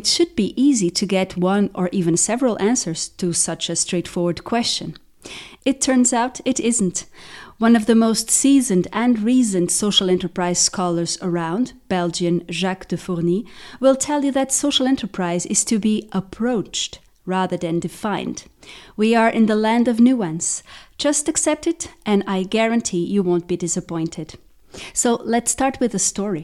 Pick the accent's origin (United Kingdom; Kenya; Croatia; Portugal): Portugal; my home country, Portugal.